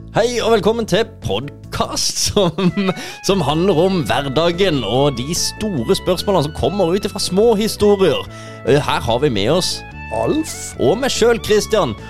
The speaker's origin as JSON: {"language": "Norwegian", "region": "Sørlandet", "country": "Norway", "said": "Vi er muligens litt ekstra vage her i måten å formulere oss på"}